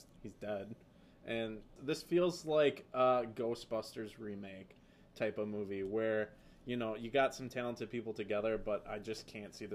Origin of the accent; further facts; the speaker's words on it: Appleton, Wisconsin, United States; accent: Wisconsin; Appleton, Wisconsin